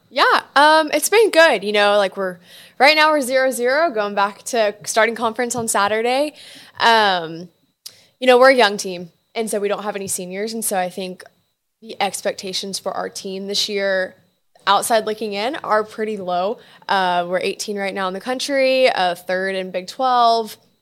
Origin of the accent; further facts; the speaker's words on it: Houston, Texas, United States; I'm from Houston